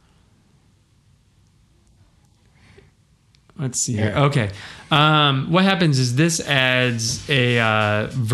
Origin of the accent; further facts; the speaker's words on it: United States; I am an American and only read English